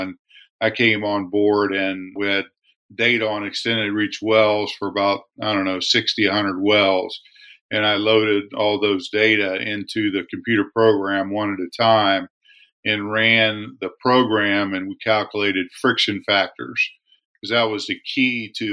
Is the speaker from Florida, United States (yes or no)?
no; West Virginia, United States; moved away as an adult; also born or lived in Bradford, Pennsylvania / Houston, Texas; I'm originally from West Virginia